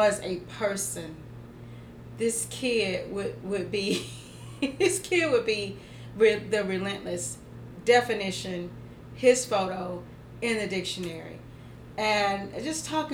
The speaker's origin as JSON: {"language": "English", "region": "Georgia", "country": "United States", "said": "I'm from Georgia"}